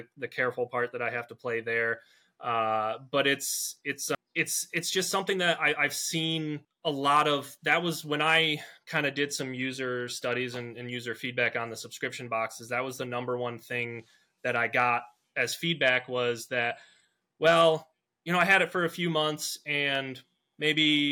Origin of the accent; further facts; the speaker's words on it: Michigan, United States; I'm from Michigan